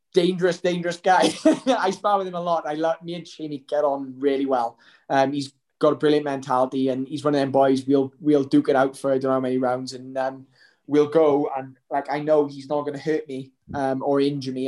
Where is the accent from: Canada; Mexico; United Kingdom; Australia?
United Kingdom; Welsh, Wales; I'm Welsh.